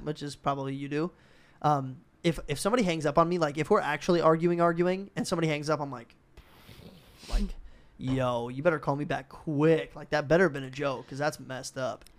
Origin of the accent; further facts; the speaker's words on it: Minnesota, United States; moved away; we're both from Minnesota